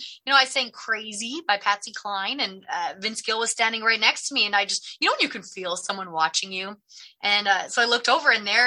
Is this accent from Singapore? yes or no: no; Edmonton, Alberta, Canada; born and raised in Edmonton